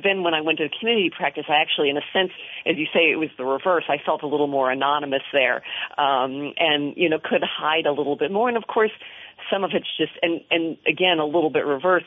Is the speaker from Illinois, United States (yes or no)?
no; Washington, District of Columbia, United States; I grew up in the Washington area